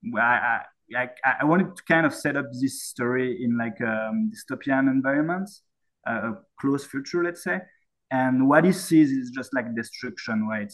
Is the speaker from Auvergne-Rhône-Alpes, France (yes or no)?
yes; Saint-Étienne, Auvergne-Rhône-Alpes, France; moved away as an adult; now in Yukon, Canada; my hometown is called Saint Etienne